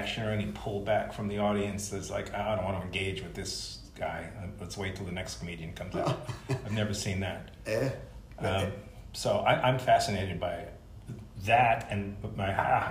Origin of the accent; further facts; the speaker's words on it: New York City, New York, United States; moved away; I'm from New York, originally from Brooklyn